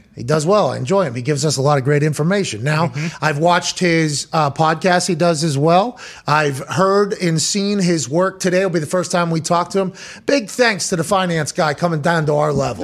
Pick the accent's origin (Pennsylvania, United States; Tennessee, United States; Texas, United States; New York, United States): Pennsylvania, United States; Pittsburgh; moved away; I grew up in Pittsburgh